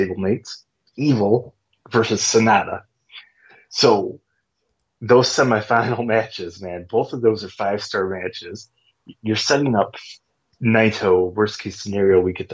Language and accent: English; United States; I'm American